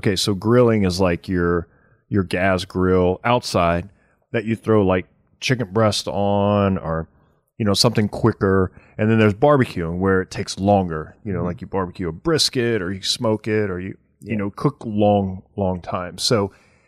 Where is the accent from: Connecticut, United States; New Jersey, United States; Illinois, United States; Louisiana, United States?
Louisiana, United States; Cajun /; I'm Cajun at heart